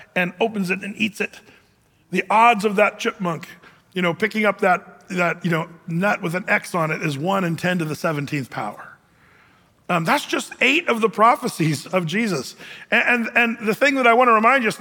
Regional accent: California, United States; now in Oregon, United States; I'm from California. I was born there.

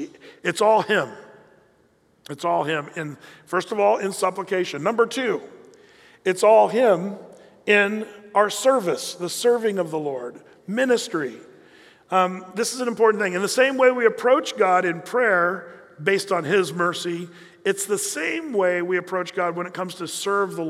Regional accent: United States; we fit the category as American Christians

